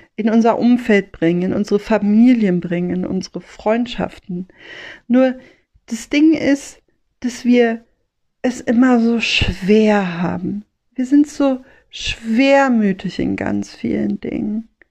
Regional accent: Rhineland, Germany; als Rheinländerin, als Mädchen vom Ring

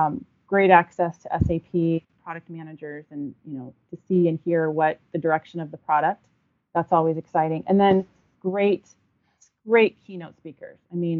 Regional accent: Southern California, United States; I'm a huge Lakers fan growing up in Southern California.

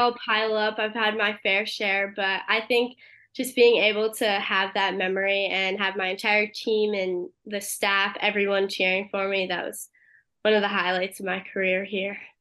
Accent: Connecticut, United States; moved away; I'm originally from Connecticut

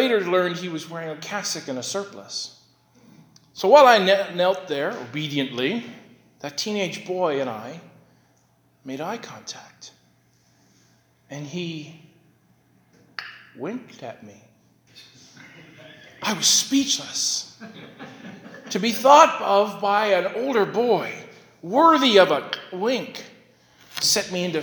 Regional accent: Sydney, Nova Scotia, Canada; I was born in Sydney City Hospital

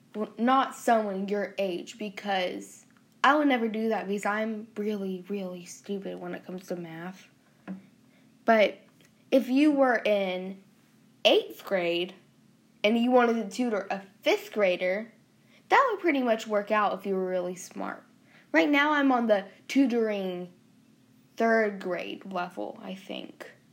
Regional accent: the South, United States; accent: southern; us southern people have an accent

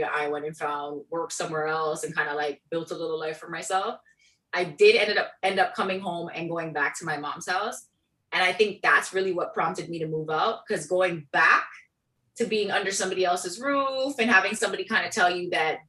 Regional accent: Brooklyn, New York, United States; now in Milton; I came from Brooklyn, where I could walk 10 minutes in any direction and have a subway. You know what I mean? And then I moved to Milton, and there were more cows and there were people, and there weren't really sidewalks.

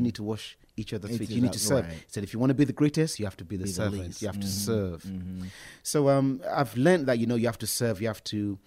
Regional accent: Nigeria; moved away as an adult; also born or lived in Birmingham, United Kingdom; now in London, United Kingdom; I was born in Birmingham. I left for Africa when I was 6 years old.

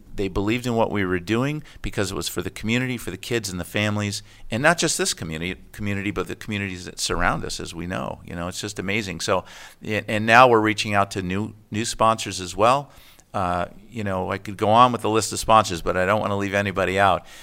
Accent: United States; also born or lived in Connecticut / Florida / Renton, Washington; now in Camano Island, United States; I grew up in Connecticut in Florida

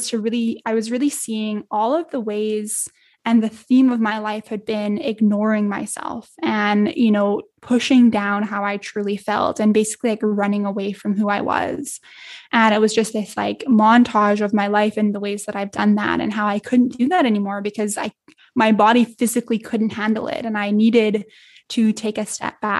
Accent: Edmonton, Alberta, Canada; a 4-hour flight to my hometown here in Edmonton

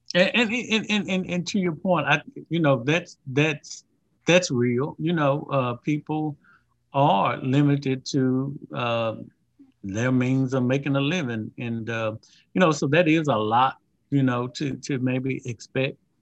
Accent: Louisiana, United States; being from Louisiana

